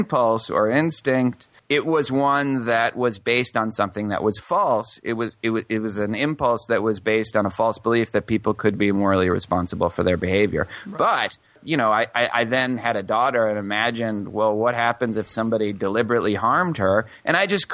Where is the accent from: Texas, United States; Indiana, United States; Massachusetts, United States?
Massachusetts, United States; Brookline; now in Houston, United States; I grew up in Brookline, Massachusetts